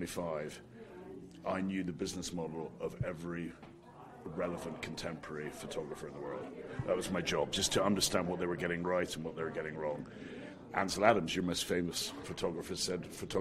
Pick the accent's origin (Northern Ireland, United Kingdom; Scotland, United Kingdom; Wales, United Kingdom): Scotland, United Kingdom; moved away; I'm Scottish